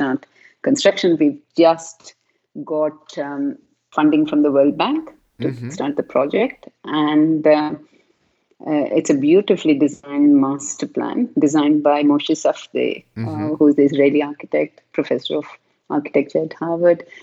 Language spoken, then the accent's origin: English; South India, India; moved away as an adult; now in United Kingdom; I was raised in a very traditional South Indian culture myself